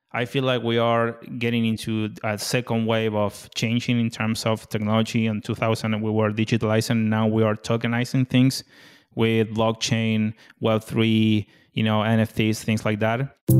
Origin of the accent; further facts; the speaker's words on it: Argentina; moved away as an adult; now in United States; born and raised in Argentina, and moved to the U S twenty nineteen.